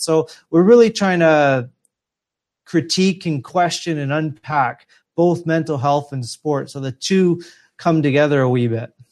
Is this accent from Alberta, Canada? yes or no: yes; Edmonton, Alberta, Canada; moved away; my hometown of, uh, Edmonton, Alberta, in Canada.